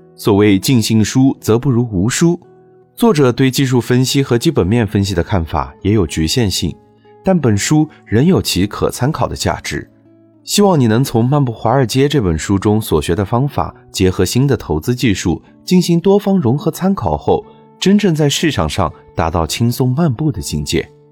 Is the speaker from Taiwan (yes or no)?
no; China; 我们中国人